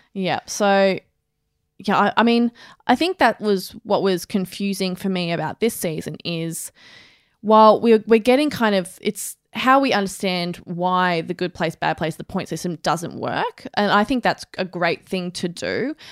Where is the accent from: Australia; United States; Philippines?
Australia; someone who is an Australian